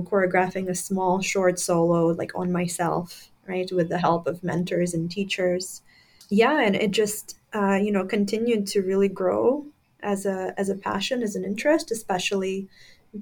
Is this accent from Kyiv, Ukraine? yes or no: no; Crimea, Ukraine; moved away; when I was growing up in Crimea, Ukraine at the time